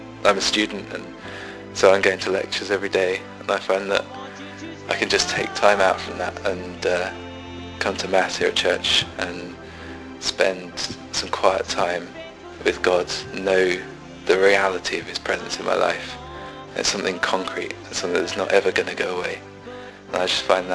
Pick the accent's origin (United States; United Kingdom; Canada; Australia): United Kingdom; Cambridge, East of England; I'm from Cambridge in England